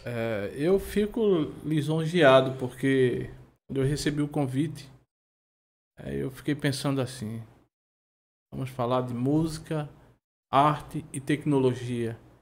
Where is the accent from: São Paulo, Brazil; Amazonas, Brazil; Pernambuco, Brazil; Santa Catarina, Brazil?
Pernambuco, Brazil; Olinda; E eu sou de Peixinhos, nasci lá